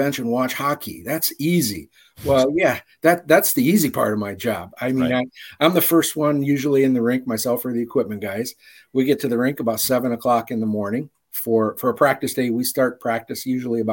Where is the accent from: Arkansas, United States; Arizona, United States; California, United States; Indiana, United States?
Indiana, United States; Highland; also born or lived in Detroit, Michigan; now in Chicago area, United States; I was born and raised in Highland, Indiana, which is right over the border.